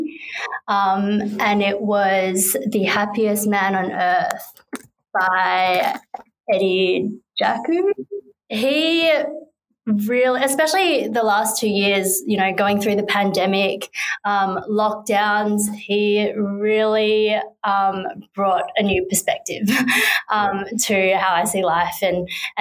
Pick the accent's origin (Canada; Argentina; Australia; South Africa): Australia; Perth, Western Australia; I'm from Perth. She went to a school just around the corner from the school that I went